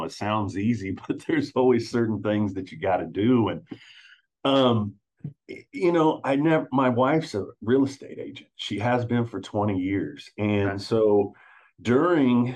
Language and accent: English; Wichita, Kansas, United States; I'm from Wichita, Kansas.